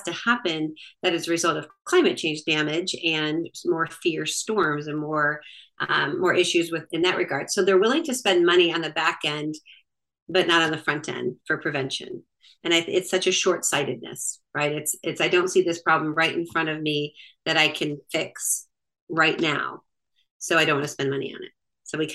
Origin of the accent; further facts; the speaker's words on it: Michigan, United States; also born or lived in Florida; now in North Fulton, Georgia, United States; I am actually from Michigan by way of Florida and have been in the North Fulton area for 25 years